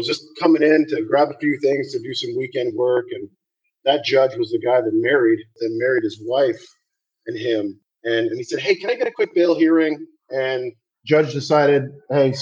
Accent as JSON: {"language": "English", "country": "Canada", "tie": "born or raised there", "said": "Growing up in Canada"}